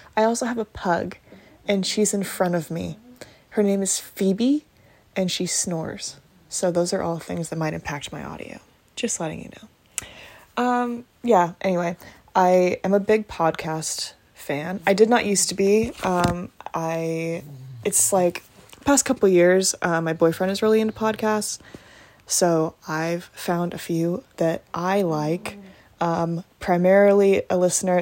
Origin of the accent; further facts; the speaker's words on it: United States; I am an American